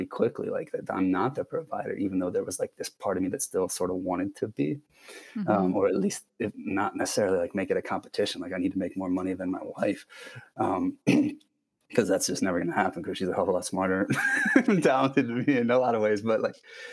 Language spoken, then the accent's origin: English; Akron, Ohio, United States; I grew up in Ohio, Midwestern, sort of middle of nowhere, not middle of nowhere, but like suburban Akron, Ohio